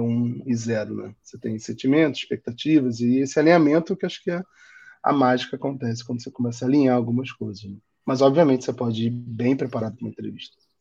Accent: Rio de Janeiro, Brazil; accent: carioca; moved away as an adult; now in São Paulo, Brazil; meu sotaque acho que entrega que eu sou carioca, mas eu já moro em São Paulo tem três anos e não volto para o Rio

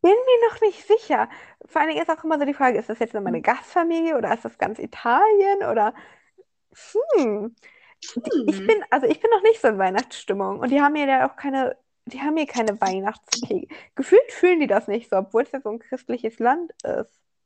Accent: Germany; an mich als Deutscher

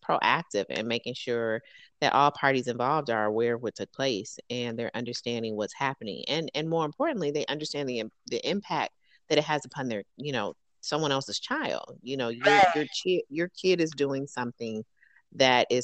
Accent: Detroit, Michigan, United States; moved away; growing up in Detroit, predominantly African-American

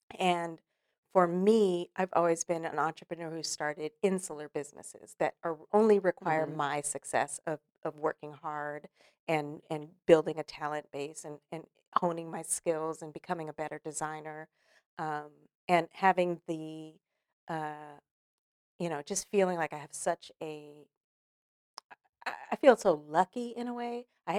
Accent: California, United States; now in Los Angeles, United States; So when I moved here to Los Angeles from Northern California, started my career as a young actress

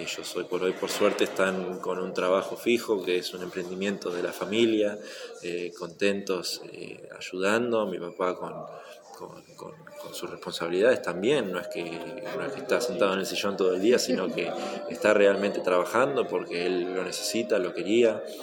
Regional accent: Mar del Plata, Buenos Aires Province, Argentina; moved away as an adult; also born or lived in Spain; siempre voy a ser de Mar del Plata. Esté donde esté, siempre voy a ser de acá

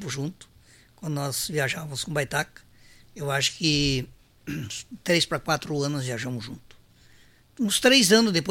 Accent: Caibaté, Rio Grande do Sul, Brazil; Então eu, eu me, me sinto filho de São Luís, mas a minha terra natal é Caibaté.

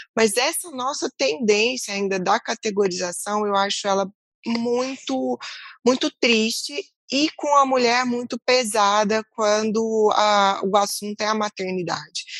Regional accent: Brazil; Como brasileiras

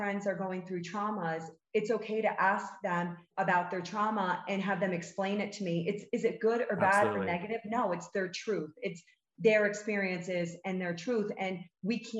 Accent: New York, United States; now in Salt Lake City, United States; I'm a New Yorker, like, you know, I was born and raised there

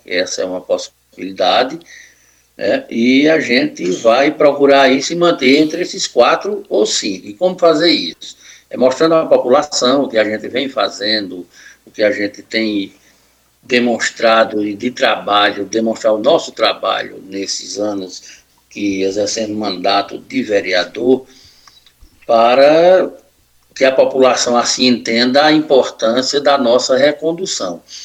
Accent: Northeast Region, Brazil; a gente, aqui, como nordestino

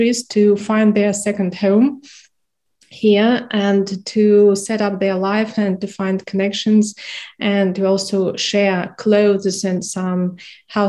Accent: Minsk, Belarus; now in Ukraine; I'm Belarusian, I'm from Minsk

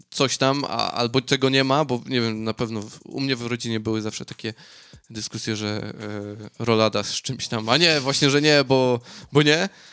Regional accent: Silesian Voivodeship, Poland; now in Australia; Ja jestem ze Śląska, no to u nas y, rolada i kluski śląskie.

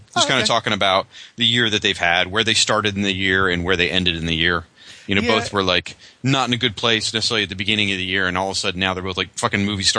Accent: Florida, United States; I'm Southern. I live in. Oh, I'm Floridian.

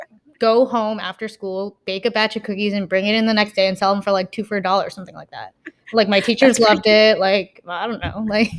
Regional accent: Philippines; And also, I guess I want to say being Filipino, it's almost like ingrained into our culture.

